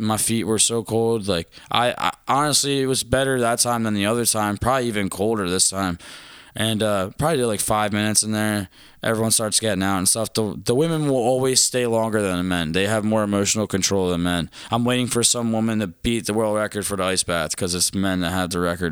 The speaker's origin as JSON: {"language": "English", "town": "Philadelphia", "region": "Pennsylvania", "country": "United States", "said": "where are you from? I was like, Philadelphia."}